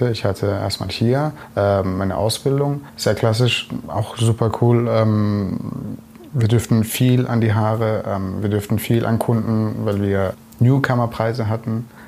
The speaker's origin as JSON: {"language": "German", "town": "Bretten", "region": "Baden-Württemberg", "country": "Germany", "tie": "born there", "said": "bin dann äh, bei mir, wo ich geboren bin, in Bretten, äh, bin dann dorthin zu einem Friseur."}